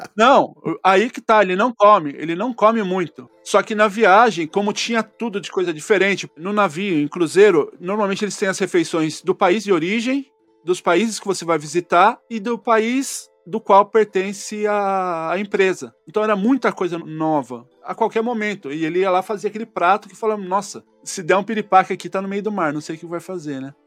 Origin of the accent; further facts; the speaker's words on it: Brazil; eu como brasileiro